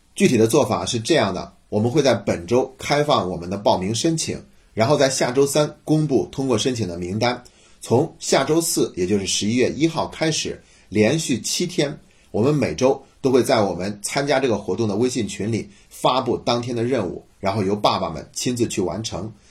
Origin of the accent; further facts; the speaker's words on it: China; 我们中国人